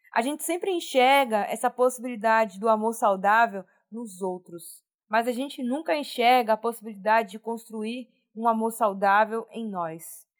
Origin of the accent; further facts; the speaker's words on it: Salvador, Bahia, Brazil; Eu sou da Bahia, de Salvador. Beijo, Bahia, Salvador, terra linda